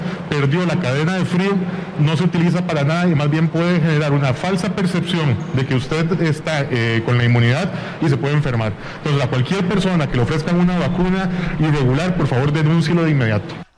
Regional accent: Honduras; mi gente de Honduras

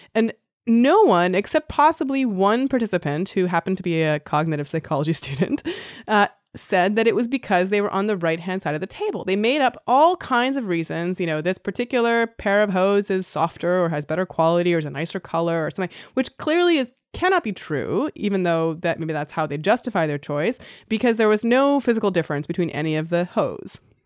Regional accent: Canada; now in United States; even though I'm Canadian, and it wasn't really a big deal in Canada when I was growing up, s, quickly became my favorite holiday when I moved to the U S.

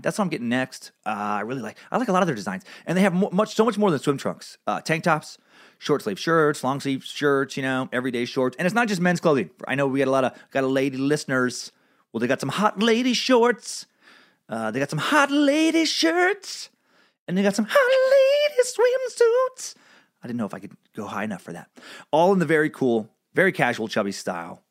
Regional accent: Riggins, Idaho, United States; growing up in Riggins, Idaho.

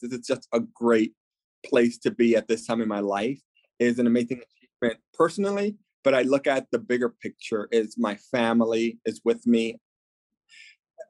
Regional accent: New York, United States; being Latino, being a New Yorker

